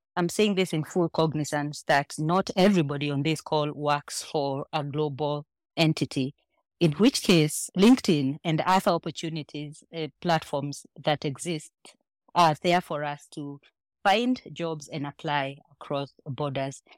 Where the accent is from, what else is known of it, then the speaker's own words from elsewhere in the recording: Kenya; moved away as an adult; now in Nigeria; I am Kenyan, but consider myself probably half Nigerian, given how well assimilated I have been in Nigeria